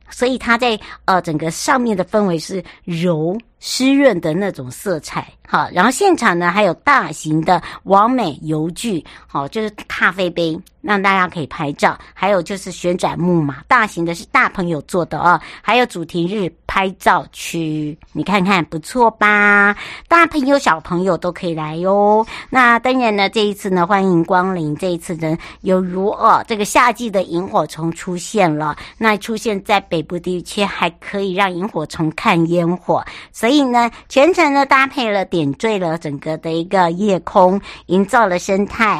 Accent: Hualien County, Taiwan; moved away; 回到我的家乡

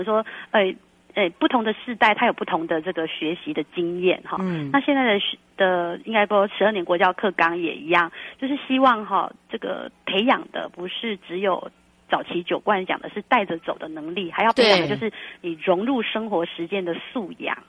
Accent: Taiwan; 我们闽南人安龟龟也很平安，也是很福气的。

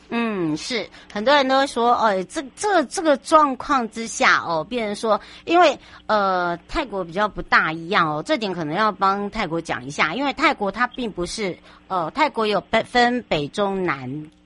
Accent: United States; now in Taiwan; 像我从小是在美国长大

